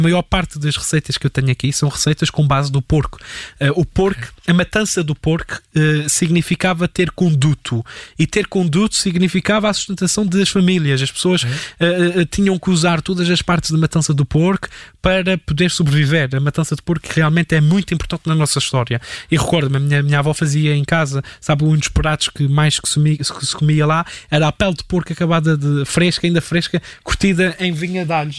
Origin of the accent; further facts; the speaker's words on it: Azores, Portugal; accent: Azorean; sou dos Açores